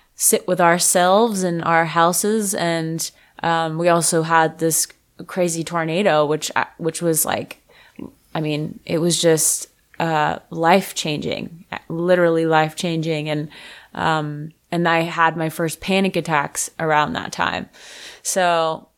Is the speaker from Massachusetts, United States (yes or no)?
no; Fort Lauderdale, Florida, United States; moved away; also born or lived in Nashville; I'm from Fort Lauderdale